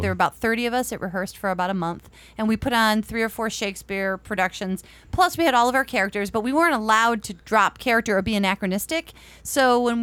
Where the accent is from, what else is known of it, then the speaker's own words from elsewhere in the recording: Western New York, United States; moved away; also born or lived in East Stroudsburg; I'm from Western New York